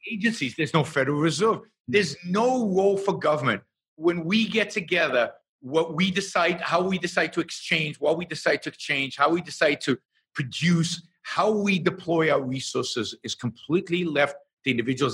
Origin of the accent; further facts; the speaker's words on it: Israel; I was born and raised in Israel